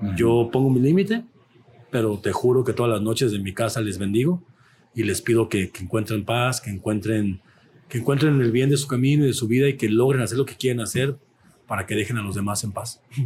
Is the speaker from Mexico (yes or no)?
yes; Mexico; nos identifica como mexicanos